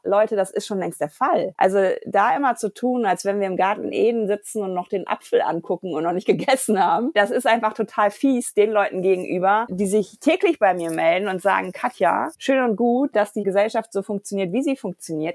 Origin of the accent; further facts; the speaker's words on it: Germany; als Deutsche